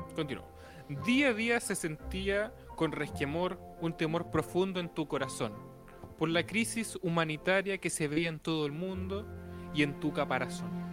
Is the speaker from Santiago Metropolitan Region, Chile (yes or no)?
no; Antofagasta, Chile; yo nací en Antofagasta. Y ahí se crió un Géminis.